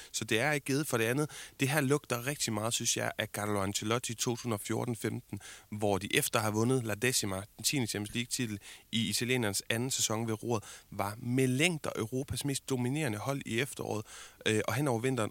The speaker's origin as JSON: {"language": "Danish", "country": "Denmark", "said": "som dansker"}